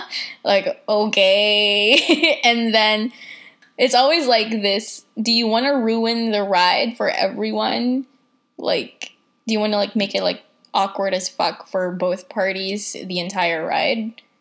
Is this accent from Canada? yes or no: no; Philippines; Oh, my God. Yes, sir, I'm purebred.